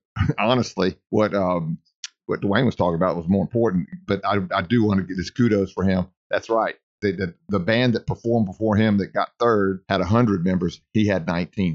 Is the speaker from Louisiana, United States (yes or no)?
yes; Ruston, Louisiana, United States; I'm from Ruston